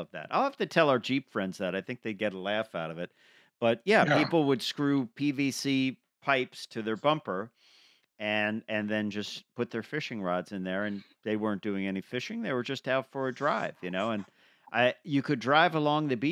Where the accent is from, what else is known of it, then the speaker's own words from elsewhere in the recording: Long Island, New York, United States; I grew up on Long Island